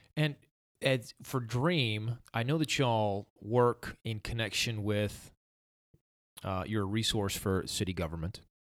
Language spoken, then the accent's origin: English; Somerville, United States; growing up in Somerville